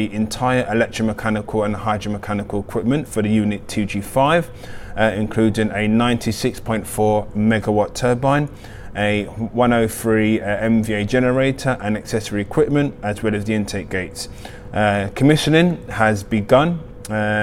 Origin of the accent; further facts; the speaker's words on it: Nigeria; being a Nigerian born.